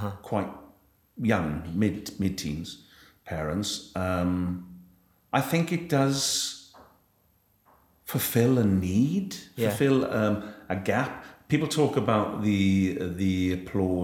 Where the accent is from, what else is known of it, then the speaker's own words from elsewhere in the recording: Wales, United Kingdom; ended up playing tennis for Wales through the Army Cadets